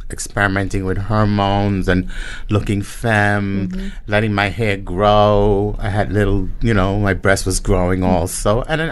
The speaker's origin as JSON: {"language": "English", "town": "New York City", "region": "New York", "country": "United States", "tie": "born or raised there", "also_born_or_lived": "Guánica, Puerto Rico", "said": "growing up in Red Hook"}